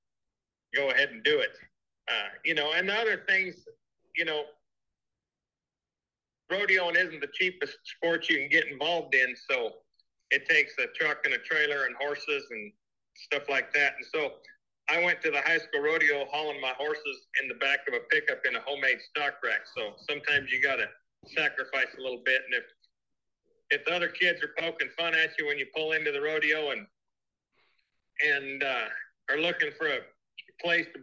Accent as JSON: {"language": "English", "region": "Northwest Wyoming", "country": "United States", "tie": "born or raised there", "said": "growing up in Northwest Wyoming"}